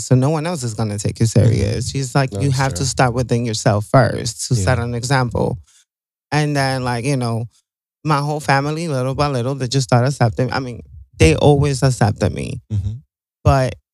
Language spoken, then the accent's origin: English; New York City, New York, United States; I'm from Brooklyn, New York.